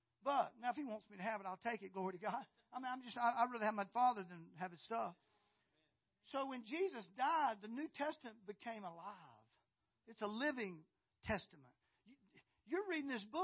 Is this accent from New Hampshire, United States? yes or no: no; Valdosta, Georgia, United States; I was born in Valdosta. But I grew up on a farm